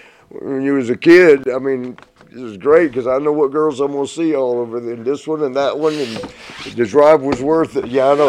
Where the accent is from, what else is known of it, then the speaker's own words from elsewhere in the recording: Columbus, Georgia, United States; moved away as an adult; As you know, that's our big city growing up in Georgia.